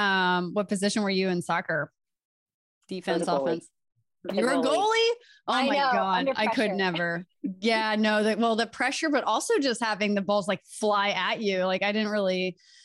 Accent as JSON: {"language": "English", "region": "Delaware", "country": "United States", "said": "Was when I was 8 years old. I'm from Delaware. I did not know what that was when I was a kid."}